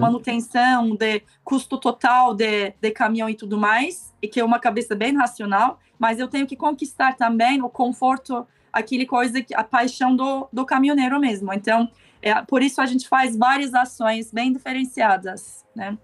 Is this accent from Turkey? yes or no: yes; Istanbul, Turkey; Portuguese is a second language; moved away as an adult; also born or lived in Germany / Costa Rica; now in Brazil; eu nasci e cresci em Istambul, né, na Turquia